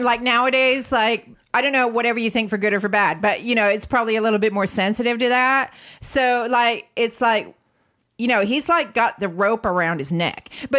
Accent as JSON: {"language": "English", "country": "United States", "moved": "yes", "lives_now": "London, United Kingdom", "said": "as an American"}